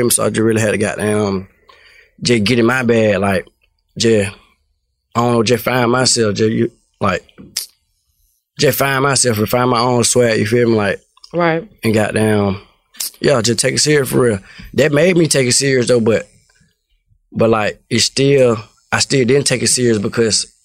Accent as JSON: {"language": "English", "town": "Atlanta", "region": "Georgia", "country": "United States", "said": "I'm from Cleveland, from Cleveland Avenue."}